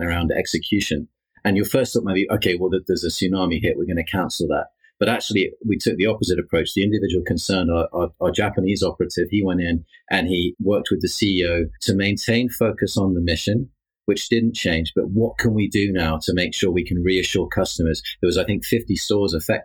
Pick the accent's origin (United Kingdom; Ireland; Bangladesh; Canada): United Kingdom; being British as well